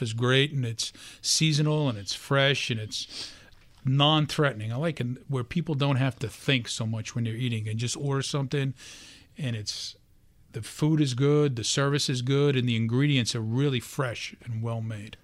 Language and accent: English; New York City, New York, United States; I, um, was just a regular guy, born and raised in Brooklyn